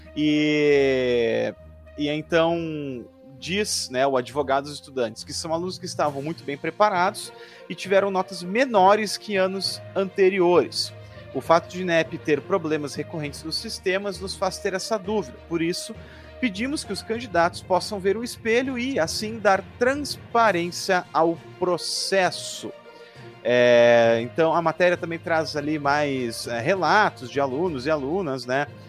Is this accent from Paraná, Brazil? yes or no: no; Porto Alegre, Rio Grande do Sul, Brazil; Eu não sou esteiense, sou porto-alegrense